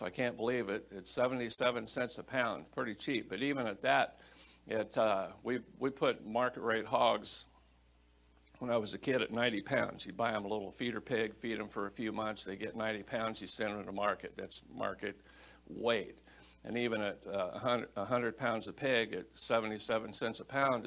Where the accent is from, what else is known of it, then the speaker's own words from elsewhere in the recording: Iowa, United States; I grew up in Iowa and Iowa's a pork state